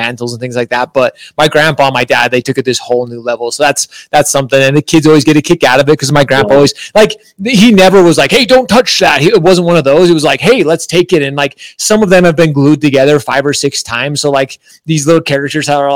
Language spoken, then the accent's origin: English; Draper, Utah, United States; I grew up in Draper.